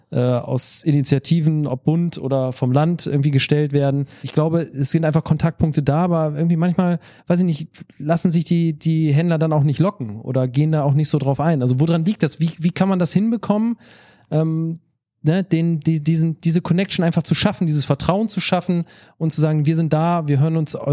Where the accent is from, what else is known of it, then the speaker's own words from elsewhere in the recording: Northern Germany, Germany; wir kommen aus Norddeutschland, die sind genauso, nur dass wir platt sprechen